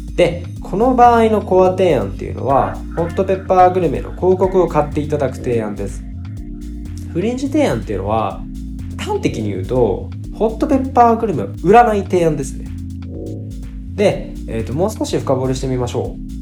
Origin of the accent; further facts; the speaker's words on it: Fukuoka, Japan; also born or lived in Saga; 佐賀生まれ福岡育ちの九州男児です